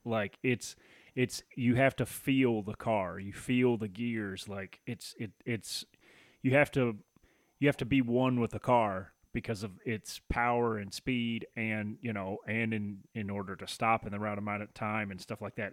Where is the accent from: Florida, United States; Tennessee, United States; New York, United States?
Tennessee, United States; now in Michigan, United States; I grew up in Tennessee